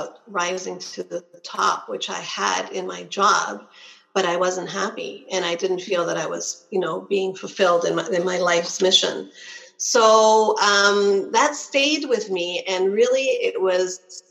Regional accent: Canada; I'm Canadian.

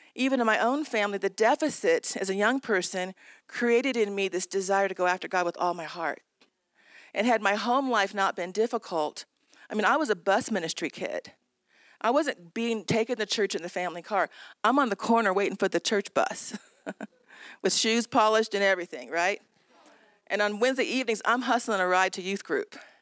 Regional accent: Southern California, United States; I was raised in Southern California.

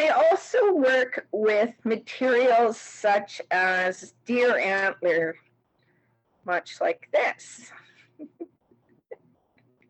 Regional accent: Oka, Quebec, Canada; moved away as an adult; now in Calgary, Canada; I am Gnadihaga Mohawk from Lake Oti Mountains near Genesitaga Reserve

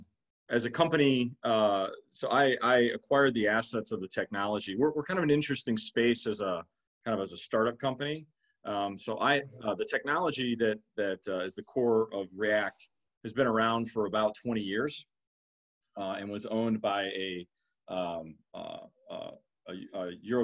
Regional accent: Detroit, Michigan, United States; But I'm from Michigan originally. I'm from Detroit and proud Michigan State grad. But no, relocated to the southeast about 12 years ago and call this home.

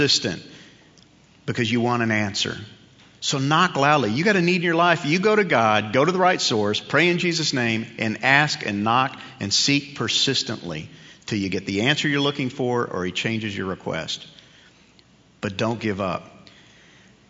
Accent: New York, United States; when I was a kid growing up in New York

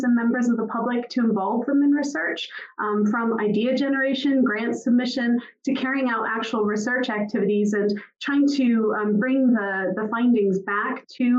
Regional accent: just outside of Boston, Massachusetts, United States; now in Aberdeen, United Kingdom; you can tell from my accent, I'm not native to Aberdeen. I was born just outside of Boston, Massachusetts.

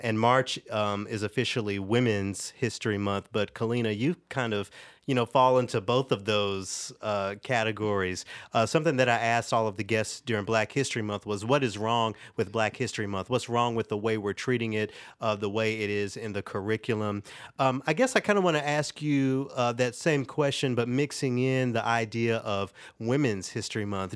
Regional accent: Memphis, Tennessee, United States; born or raised there; moved away

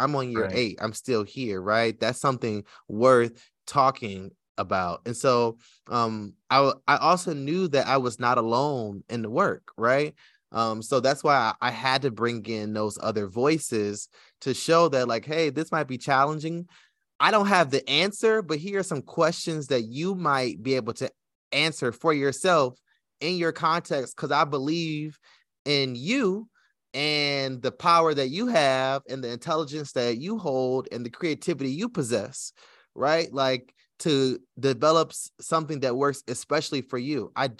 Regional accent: Detroit, Michigan, United States; I grew up in Detroit, which is one of the blackest cities in America, but I went to school in Southfield, which was a black suburb right on the edge, right, of Detroit, you know.

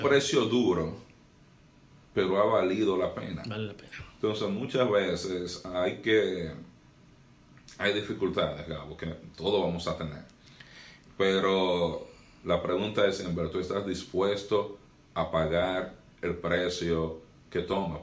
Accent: Santiago de los Caballeros, Santiago, Dominican Republic; also born or lived in North Florida; now in Florida, United States; yo nací y crecí en República Dominicana

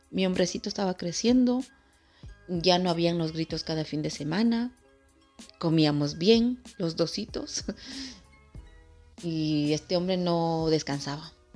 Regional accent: Ecuador; soy del Ecuador

